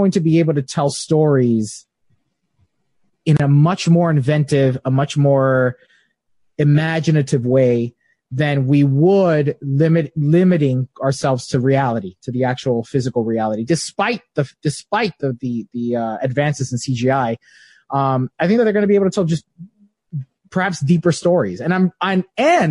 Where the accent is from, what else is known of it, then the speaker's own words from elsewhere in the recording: United States; also born or lived in Cuba (ancestry); I was born here in America, my entire family is from Cuba. I'm first generation American. So I speak Spanish fluently